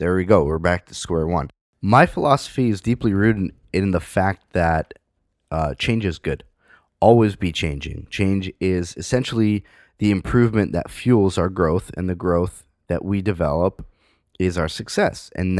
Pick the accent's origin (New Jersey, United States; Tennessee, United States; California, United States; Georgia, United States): California, United States; San Francisco; moved away as an adult; I grew up in San Francisco. I spent the better part of my, you know, life in, I wouldn't say the better part of my life, but up until I was 18 in San Francisco.